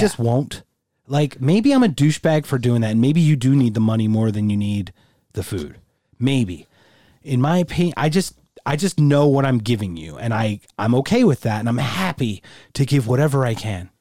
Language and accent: English; United States; I'm a first generation American. I was born here, but my parents were both born in Germany.